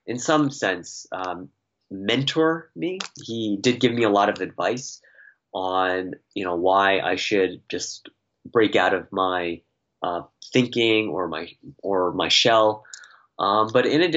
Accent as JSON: {"language": "English", "town": "Toronto", "region": "Ontario", "country": "Canada", "tie": "born or raised there", "moved": "as an adult", "said": "I was born and raised in Toronto"}